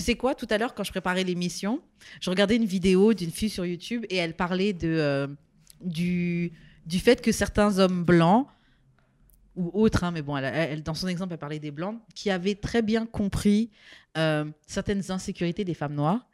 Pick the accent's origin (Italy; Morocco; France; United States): France; moved away; also born or lived in Martinique; j'ai pas grandi ici, mais moi, hein, en tant que française qui arrivé ici